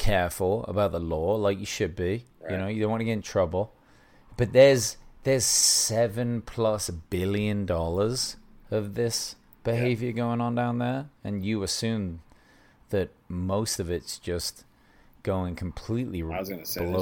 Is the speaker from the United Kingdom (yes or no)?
yes; England, United Kingdom; being from England and as white as I am